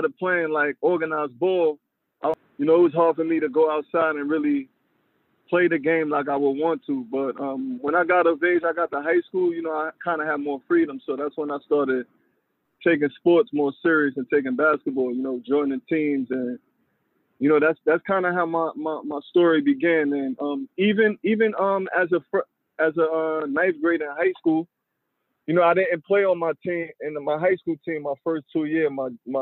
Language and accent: English; New York City, New York, United States; I was born in Flatbush, Brooklyn originally. And then when I was about 7-8 years old, I moved to Coney Island, Brooklyn.